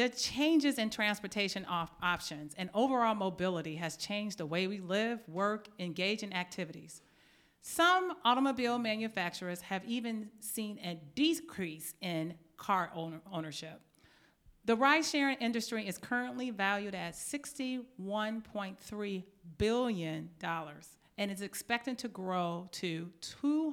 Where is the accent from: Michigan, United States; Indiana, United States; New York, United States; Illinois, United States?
Michigan, United States; Detroit; I grew up in Detroit, Michigan